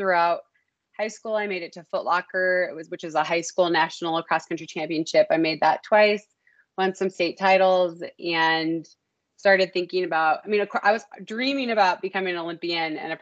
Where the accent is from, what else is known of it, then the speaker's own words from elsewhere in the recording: Minnesota, United States; I grew up in Minnesota